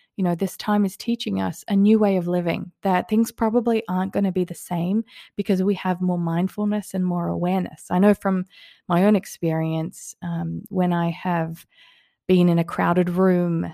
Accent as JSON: {"language": "English", "country": "Australia", "tie": "born or raised there", "also_born_or_lived": "Sweden / England", "moved": "yes", "lives_now": "Las Vegas, United States", "said": "I grew up in Australia. I lived in Sweden for a little while and in England"}